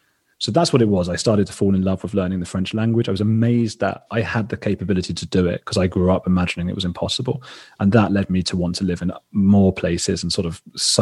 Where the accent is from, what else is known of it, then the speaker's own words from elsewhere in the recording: Watford, East of England, United Kingdom; born there; London. I was born in Watford, which is the northwest suburbs.